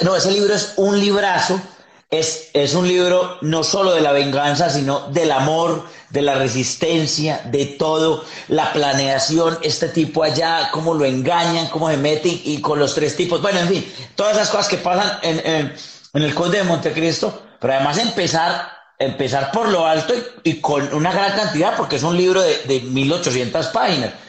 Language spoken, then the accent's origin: Spanish; Yarumal, Antioquia, Colombia; Somos de Yarumal, Yarumal, Antioquia, un pueblo, un pueblo muy lindo, frío